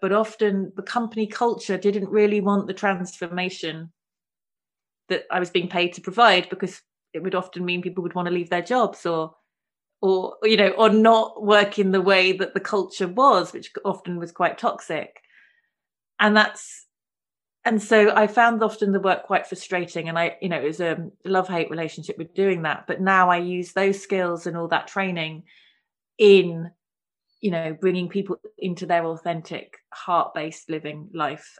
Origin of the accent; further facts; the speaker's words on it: London, United Kingdom; I grew up in London.